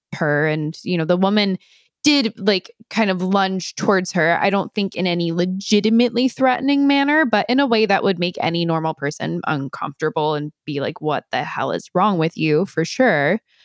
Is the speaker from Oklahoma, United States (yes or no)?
no; Millburn, New Jersey, United States; my hometown area